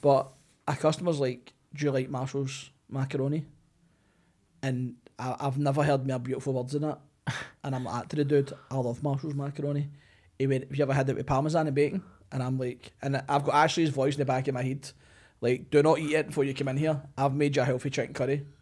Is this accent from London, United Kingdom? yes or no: no; Glasgow, Scotland, United Kingdom; I grew up in City Hall.